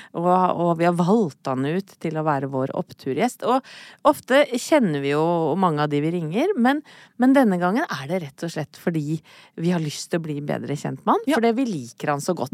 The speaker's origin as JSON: {"language": "Norwegian", "town": "Brøttum", "region": "Innlandet", "country": "Norway", "said": "Jeg er jo fra Brøttum"}